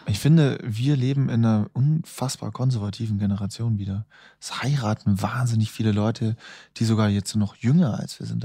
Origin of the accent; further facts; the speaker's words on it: Munich, Bavaria, Germany; moved away as an adult; also born or lived in Vienna; nach München, wo ich herkomme